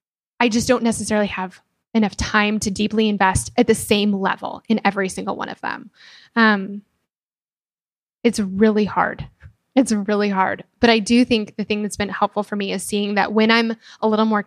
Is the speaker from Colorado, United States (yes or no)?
yes; Denver, Colorado, United States; I'm from Denver. My family still lives there. And then my two best friends still live there.